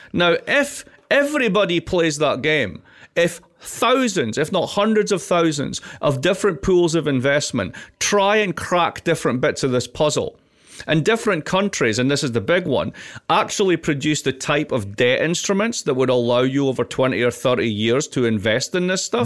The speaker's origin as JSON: {"language": "English", "region": "Scotland", "country": "United Kingdom", "said": "I'm also Scottish."}